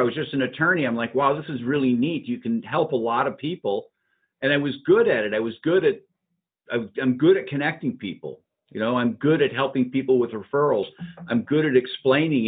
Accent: Upper Peninsula of Michigan, United States; moved away as an adult; also born or lived in Wisconsin; now in Ohio, United States; I grew up in the Upper Peninsula of Michigan

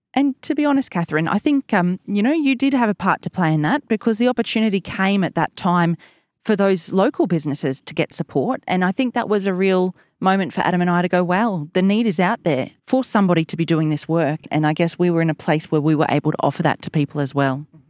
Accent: Warwick, Queensland, Australia; also born or lived in Gold Coast; I actually am a born and bred local Warwick girl. You know, was raised here, went to school here

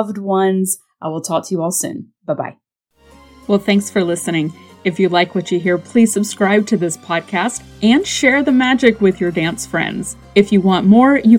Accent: North Carolina, United States; moved away; I am on location in my hometown in the beautiful Blue Ridge Mountains of Western North Carolina

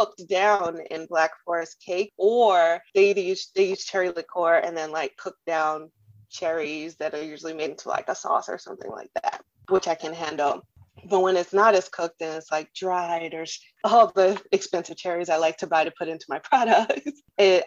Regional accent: Trinidad & Tobago; moved away; also born or lived in Germany; I'm from the Caribbean, and in Trinidad, turmeric is a spice that we use very often.

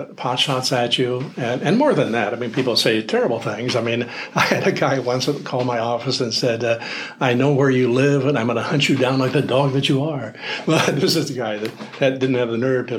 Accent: Oregon, United States; also born or lived in Kodiak, Alaska; now in Alaska, United States; growing up in Oregon, the high school YMCA always did an annual mock legislature

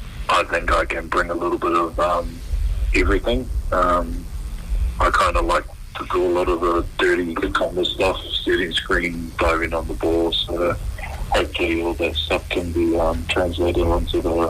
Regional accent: New Zealand; being a Kiwi

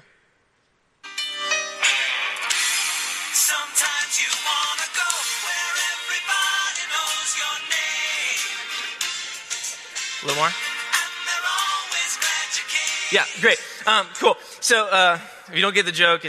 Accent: Florida, United States; I'm from Florida

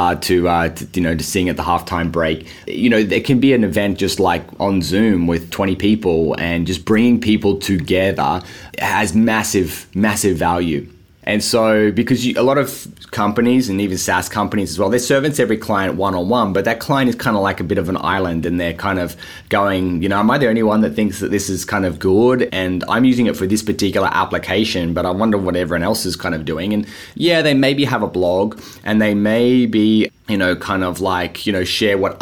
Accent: Sydney, New South Wales, Australia; as you can maybe start to hear from the accent, I'm from Australia. I grew up here in Sydney

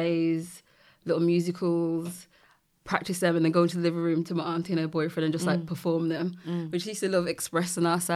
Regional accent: Birmingham, West Midlands, United Kingdom; I'm from Birmingham. Born and raised.

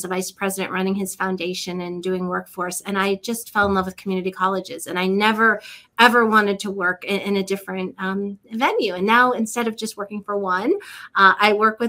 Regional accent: Akron, Ohio, United States; now in Cary, North Carolina, United States; I grew up in Akron, Ohio, so northeastern Ohio, outside of Cleveland

